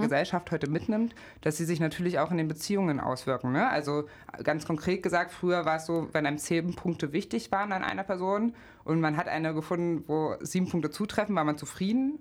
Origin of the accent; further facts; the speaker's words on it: Magdeburg, Saxony-Anhalt, Germany; also born or lived in Gardelegen; now in Leipzig, Germany; bin geboren 1990 in Gardelegen in Sachsen-Anhalt, aufgewachsen in Magdeburg